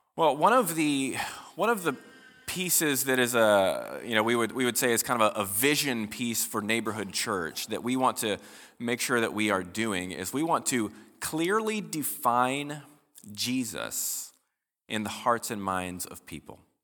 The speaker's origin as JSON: {"language": "English", "country": "United States", "said": "as American Christians"}